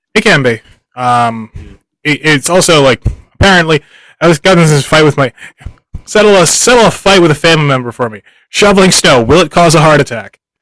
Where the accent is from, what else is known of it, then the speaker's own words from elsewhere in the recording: Philadelphia, Pennsylvania, United States; now in Japan; I'm a dude from Philadelphia who's lived in Japan for a little while